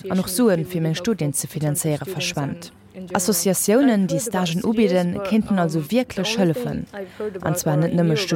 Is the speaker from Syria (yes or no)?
yes; Syria; German is a second language; ich bin 21 Jahre alt und ich bin aus Syrien.